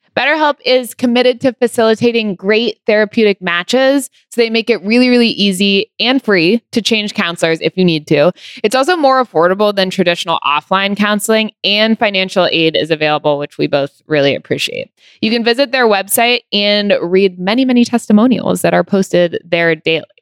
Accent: California, United States; I grew up in California

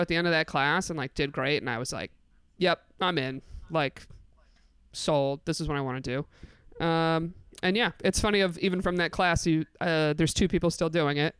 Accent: Binghamton, New York, United States; moved away as an adult; also born or lived in Endwell, New York / Canton, New York; now in New York City, United States; I'm from Bingham to New York, specifically

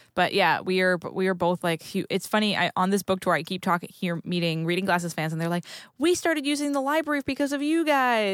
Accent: New England, United States; I grew up in New England

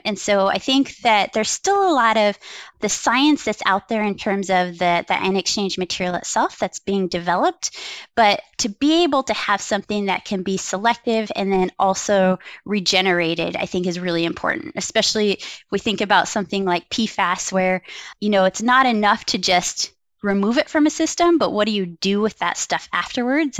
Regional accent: Wyoming, United States; now in Milwaukee, United States; how I grew up in Wyoming.

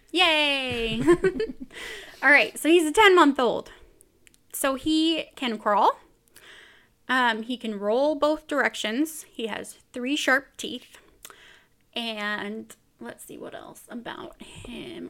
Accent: Bakersfield, California, United States; moved away as an adult; now in Utah, United States; I am from Bakersfield, California, originally

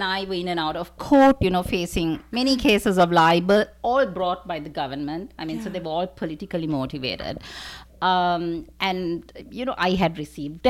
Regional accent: Sri Lanka; moved away as an adult; I'm originally from Sri Lanka.

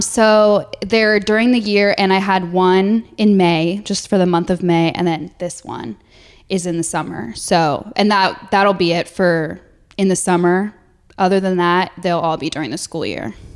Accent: New Jersey, United States; also born or lived in Alabama; I'm from New Jersey

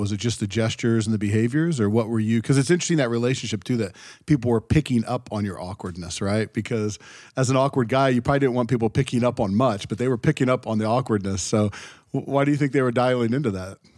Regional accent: Ohio, United States; growing up in Ohio, we had some of that too

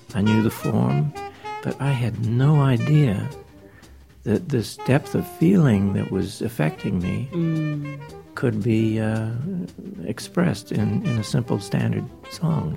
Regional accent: New Zealand; I was born in New Zealand

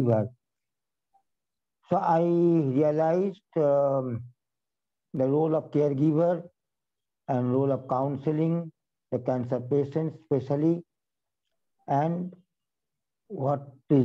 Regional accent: West Bengal, India; from West Bengal

